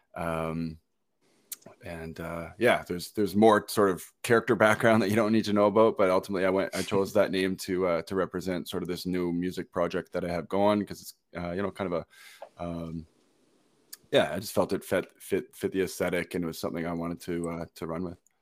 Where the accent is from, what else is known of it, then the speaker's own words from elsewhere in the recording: Brockville, Ontario, Canada; my hometown in, uh, Brockville